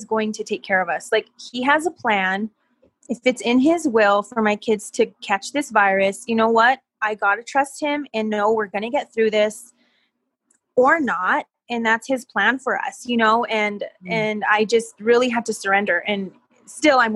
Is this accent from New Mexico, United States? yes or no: yes; Española, New Mexico, United States; now in Santa Fe, United States; I am from Española, New Mexico.